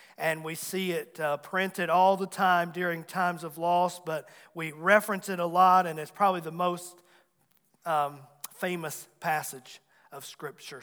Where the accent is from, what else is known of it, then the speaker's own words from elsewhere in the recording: Abbs Valley, Virginia, United States; I grew up in Abbs Valley, the big metropolitan area of Abbs Valley